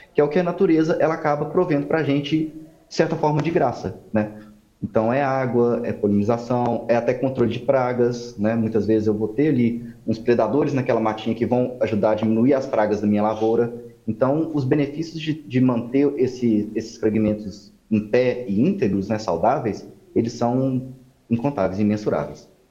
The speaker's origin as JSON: {"language": "Portuguese", "town": "Belo Horizonte", "region": "Minas Gerais", "country": "Brazil", "moved": "yes", "lives_now": "Goiânia, Brazil", "said": "eu não sou de Goiás, né? Eu sou de BH"}